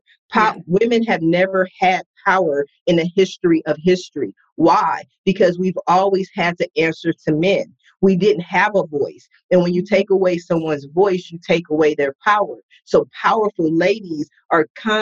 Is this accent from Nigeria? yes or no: no; Columbus, Ohio, United States; I was raised in Columbus, Ohio